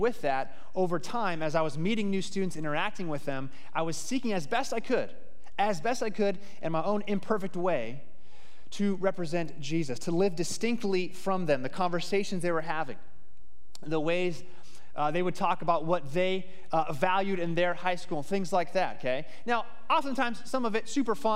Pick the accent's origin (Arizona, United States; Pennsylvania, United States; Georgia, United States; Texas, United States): Arizona, United States; Phoenix; I grew up in Phoenix, Arizona.